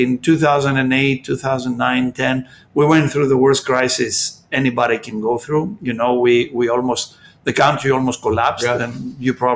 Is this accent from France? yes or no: no; Peloponnese, Greece; I come from the mainland. I come from the Peloponnese